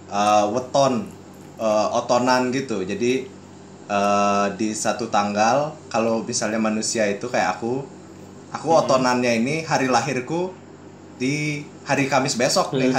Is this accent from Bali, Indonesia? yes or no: yes; Bali, Indonesia